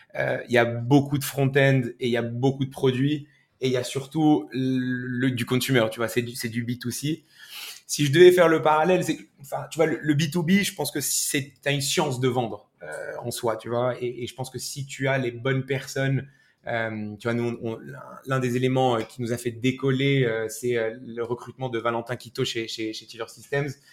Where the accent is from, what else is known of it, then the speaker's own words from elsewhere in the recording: Morocco; moved away as an adult; now in France; moi, j'ai grandi au Maroc